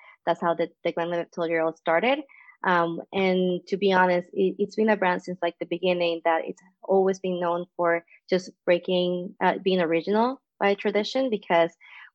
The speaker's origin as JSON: {"language": "English", "country": "Venezuela", "also_born_or_lived": "Colombia", "moved": "as an adult", "lives_now": "Canada", "said": "As you know for the accent, I'm not from Canada either. I'm from Venezuela."}